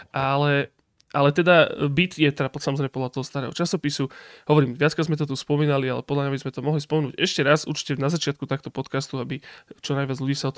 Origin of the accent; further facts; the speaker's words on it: Košice, Košice Region, Slovakia; A potom rok na to už ja s Jabočkom Stepom sme boli doma v Košiciach